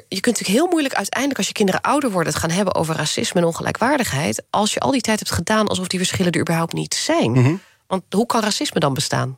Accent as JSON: {"language": "Dutch", "country": "Netherlands", "tie": "born or raised there"}